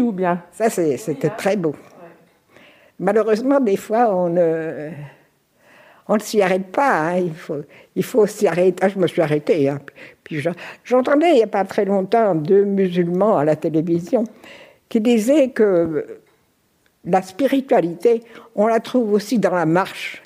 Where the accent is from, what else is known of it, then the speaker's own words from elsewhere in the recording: Normandy, France; moved away as an adult; also born or lived in Paris / Lorraine / Canton of Bern; now in Biel, Switzerland; nous avons quitté la Normandie ensemble